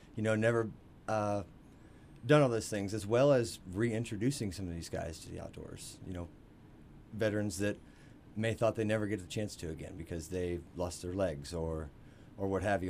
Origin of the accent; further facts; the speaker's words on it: Missouri, United States; grew up in Marshland, Missouri.